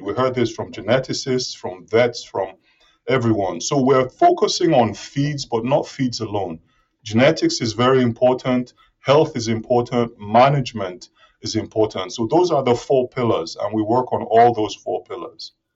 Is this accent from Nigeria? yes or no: yes; Nigeria; moved away as an adult; also born or lived in Reading, United Kingdom / Aberystwyth, United Kingdom; now in Gainesville, United States; I'm originally from Nigeria, and my high school, grade school education was in Nigeria